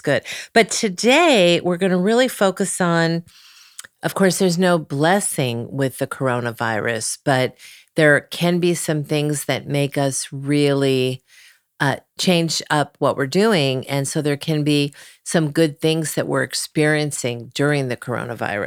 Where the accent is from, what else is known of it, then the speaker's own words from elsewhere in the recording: Cleveland, Ohio, United States; moved away; also born or lived in Malibu; I was from Cleveland